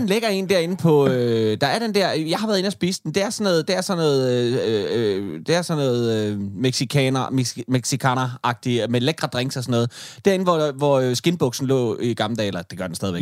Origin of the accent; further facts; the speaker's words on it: Denmark; jeg som dansker